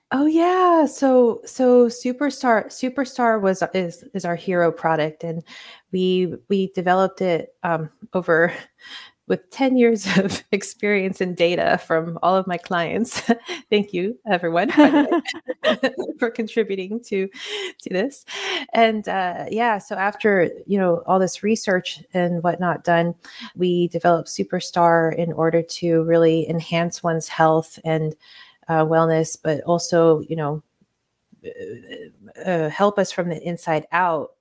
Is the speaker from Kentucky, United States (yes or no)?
no; Hawaii, United States; moved away; also born or lived in Puerto Rico / Spain; I was born in Puerto Rico and then I grew up in Hawaii.